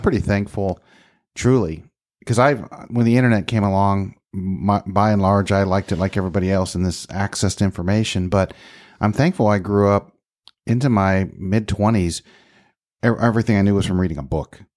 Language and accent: English; Texas, United States; I'm from Texas